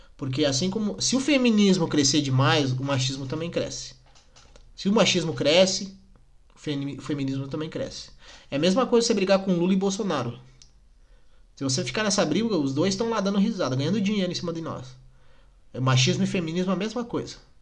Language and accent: Portuguese; Nova Petrópolis, Rio Grande do Sul, Brazil; eu sou de Nova Petrópolis